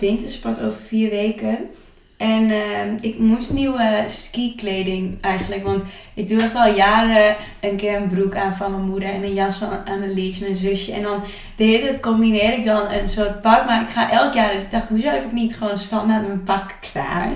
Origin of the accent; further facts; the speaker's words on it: Twente, Overijssel, Netherlands; accent: Twents; mijn Twents accent